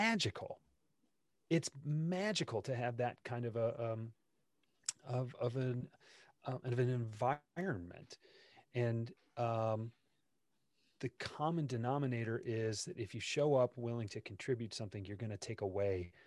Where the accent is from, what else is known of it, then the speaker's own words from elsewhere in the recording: Detroit, Michigan, United States; when I was growing up in Detroit